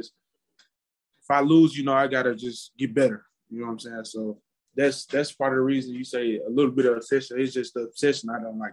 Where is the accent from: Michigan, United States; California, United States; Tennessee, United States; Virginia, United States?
Tennessee, United States; Memphis; also born or lived in Olive Branch, Mississippi; I grew up in the Memphis area, Memphis and then Olive Branch